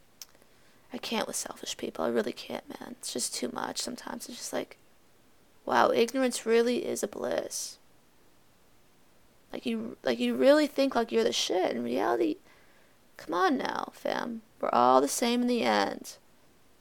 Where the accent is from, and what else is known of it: Massachusetts, United States